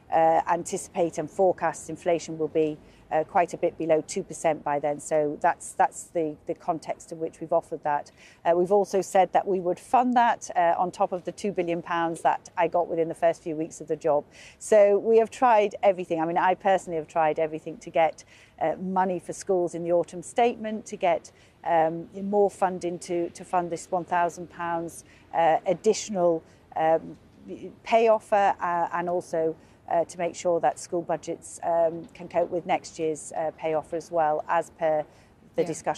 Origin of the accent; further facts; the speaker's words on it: Liverpool, North West England, United Kingdom; he's a fellow Scouser. I'm from Liverpool